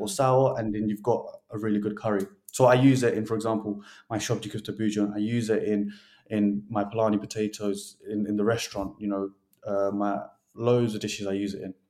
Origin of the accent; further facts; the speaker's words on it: United Kingdom; us as British